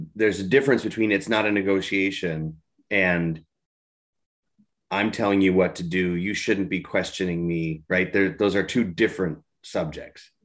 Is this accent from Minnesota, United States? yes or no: yes; Minnesota, United States; being a Minnesotan